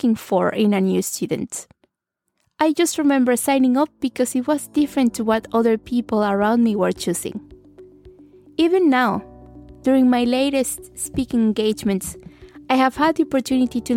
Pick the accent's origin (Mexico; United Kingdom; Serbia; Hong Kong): Mexico; I did a bachelor in international marketing in my hometown in Mexico